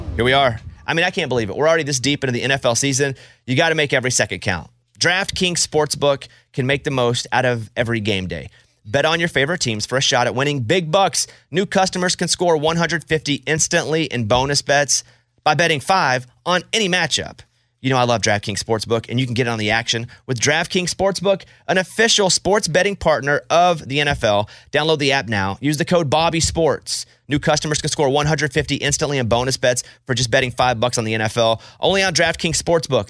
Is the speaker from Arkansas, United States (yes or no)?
yes; Arkansas, United States; I grew up in Arkansas.